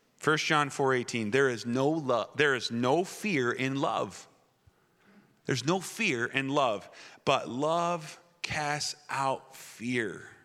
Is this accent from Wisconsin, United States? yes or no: yes; Wisconsin, United States; moved away; I was raised in Wisconsin, that foreign country that Pastor Mark talks about